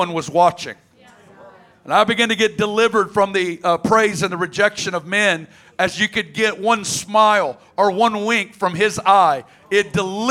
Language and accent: English; Arkansas, United States; I'm from Arkansas, right down the road.